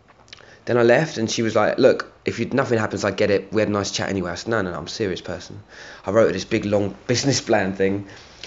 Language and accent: English; London, United Kingdom; also born or lived in Hammersmith, London / Acton, London / New York; Moved to Barnet, North London, whole time a Barnet crew. Yeah, so I was not Barnet, North London, North London, a big gooner